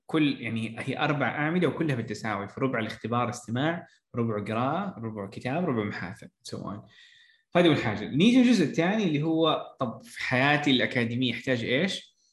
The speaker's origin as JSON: {"language": "Arabic", "country": "Saudi Arabia", "said": "عندنا في السعوديه"}